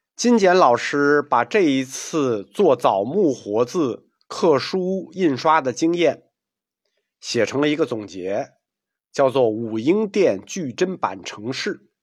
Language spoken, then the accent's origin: Chinese; China; 这是我们中国人带给世界文明一个无法估量和描述的贡献